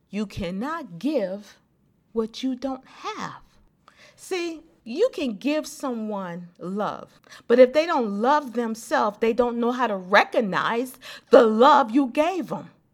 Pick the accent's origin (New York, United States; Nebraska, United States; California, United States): California, United States; Los Angeles; growing up in South Central